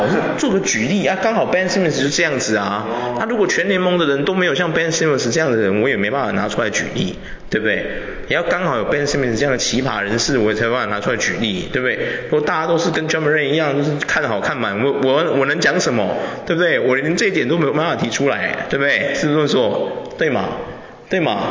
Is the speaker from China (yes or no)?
no; Taiwan; 我发现我们台湾人都不喜欢这种